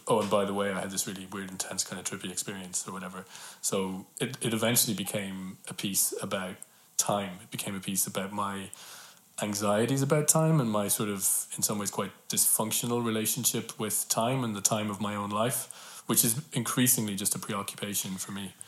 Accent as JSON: {"language": "English", "country": "Ireland", "tie": "born or raised there", "said": "I read that in school as all Irish kids hmm. read Yeats in school"}